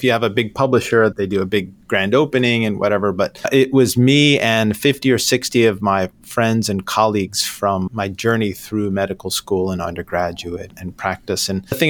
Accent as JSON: {"language": "English", "region": "New York", "country": "United States", "tie": "born or raised there", "said": "I grew up in New York, but I've lived all over the place."}